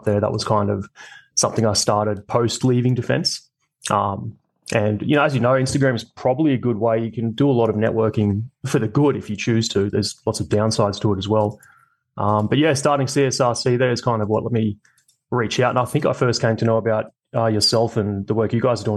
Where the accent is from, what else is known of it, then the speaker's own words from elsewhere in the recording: Coffs Harbour, New South Wales, Australia; also born or lived in Sydney; I was born in Sydney originally. I moved to Coffs Harbour, so always in New South Wales